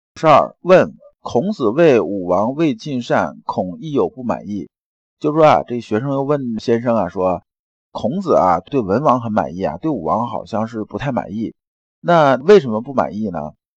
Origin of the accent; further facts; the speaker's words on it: China; 我们中国人